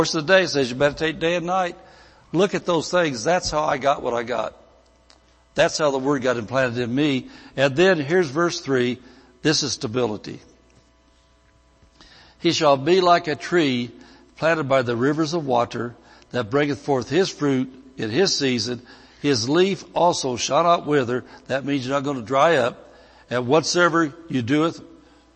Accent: Indiana, United States; moved away as an adult; I could have stayed back in Indiana

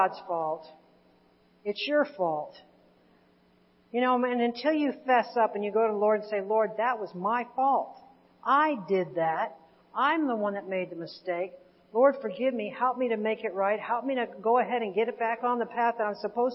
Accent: Indiana, United States; we're from Indiana

